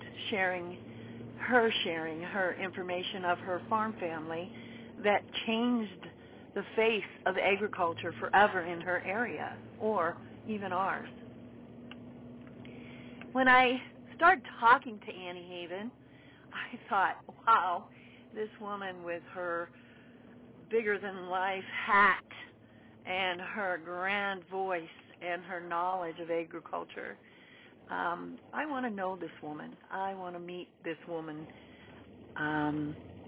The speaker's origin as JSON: {"language": "English", "region": "Nevada", "country": "United States", "moved": "as an adult", "lives_now": "Wisconsin, United States", "said": "I'm from Nevada and now live in Wisconsin. I've been in Wisconsin 20 years."}